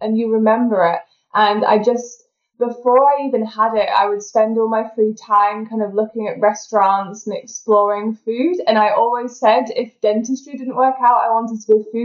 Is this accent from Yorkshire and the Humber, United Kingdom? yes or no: yes; Yorkshire and the Humber, United Kingdom; moved away as an adult; also born or lived in Birmingham; now in Edinburgh, United Kingdom; But originally I'm from Yorkshire. But a lot of people don't know this. I was actually born in Birmingham. So I'm not even solely from Yorkshire. I'm a Brummie. But then my parents moved to Yorkshire and I spent most of my life there as a child growing up.